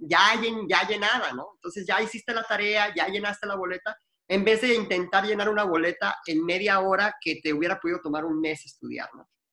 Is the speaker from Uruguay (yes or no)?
no; Mexico; also born or lived in Arizona, United States; now in United States; Yo soy un mexicano que nació en México, que me mudé para acá y soy ciudadano americano ahora